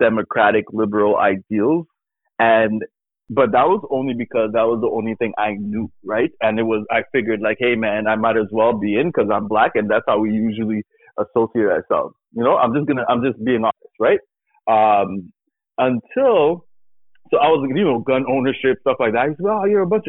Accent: Canada; as a Canadian

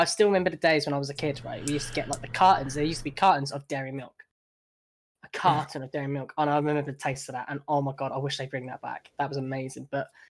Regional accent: Portsmouth, South East England, United Kingdom; I'm from Portsmouth, right? I was dragged up as well. It felt like a ghetto.

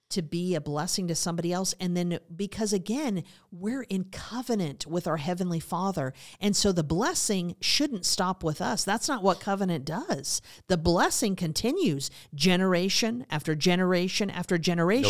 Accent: Montana, United States; I was raised in Montana, so that was a big part of my life

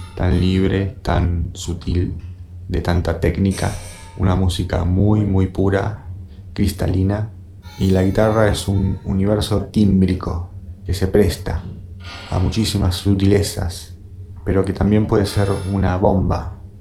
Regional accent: Argentina; also born or lived in Bahía Blanca / Buenos Aires; Siendo argentino

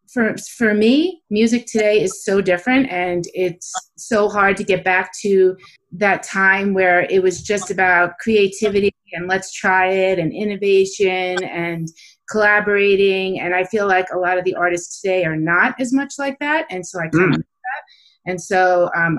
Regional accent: Long Island, New York, United States; I grew up on Long Island

